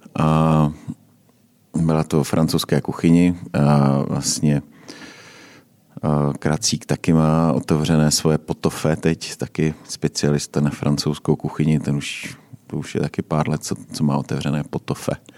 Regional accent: Uherské Hradiště, Zlín Region, Czechia; now in Prague, Czechia; já jsem teda taky z Uherského hradiště

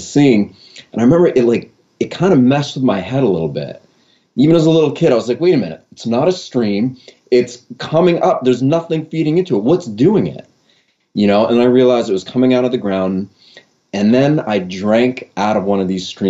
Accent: Maine, United States; I was born and raised here in Maine

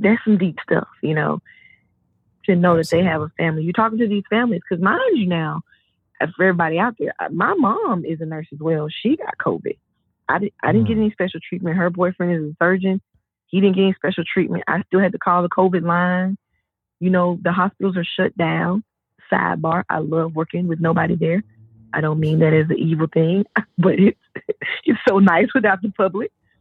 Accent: the South, United States; I'm from the South.

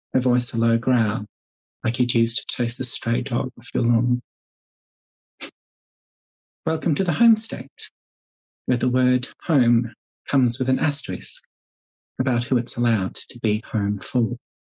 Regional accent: Queensland, Australia; the long and very, very lonely hours of growing up in rural Queensland as a child

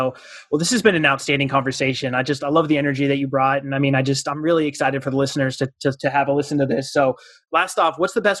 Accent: Southern Arizona, United States; now in North Carolina, United States; I'm from Southern Arizona. And that was the one thing growing up, we were always surrounded by mountain ranges. And now in North Carolina

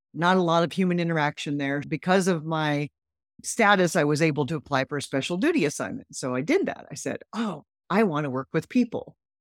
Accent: Midwest, United States; I grew up in the Midwest

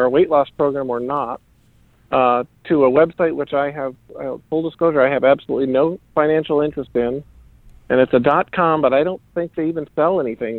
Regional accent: Iowa, United States; I was raised in Iowa, right? That's the corn state.

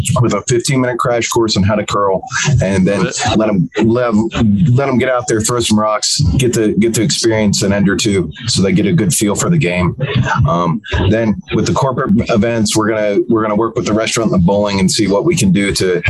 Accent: Huntsville, Alabama, United States; also born or lived in Raleigh; now in Nashville, United States; I was raised in Huntsville, Alabama

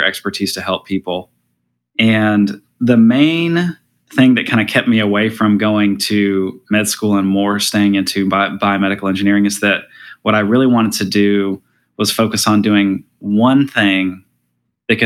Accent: Alabama, United States; moved away as an adult; also born or lived in New Orleans, Louisiana; now in California, United States; born in Alabama, grew up in Alabama

